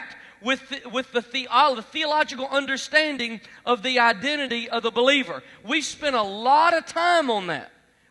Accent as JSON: {"language": "English", "region": "Alabama", "country": "United States", "said": "I'm from Alabama"}